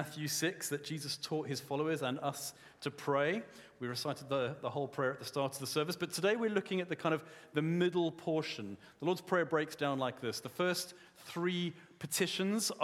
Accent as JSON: {"language": "English", "country": "South Africa", "said": "I'm a South African man"}